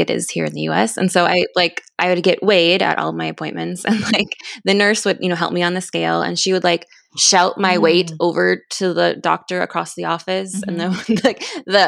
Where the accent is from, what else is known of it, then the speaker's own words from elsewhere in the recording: North Dakota, United States; moved away as an adult; now in Turkey; my home state of North Dakota